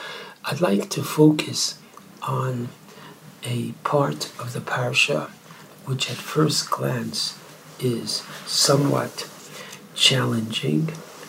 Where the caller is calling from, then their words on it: Beit Shemesh, Jerusalem District, Israel; I am calling from Beit Shemesh, where it is quite warm, but oh, is it worth it?